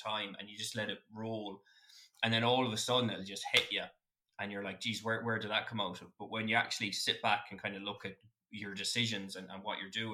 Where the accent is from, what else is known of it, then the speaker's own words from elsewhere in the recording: Westport, Connacht, Ireland; I'm from Westport, so I'd see Kirkpatrick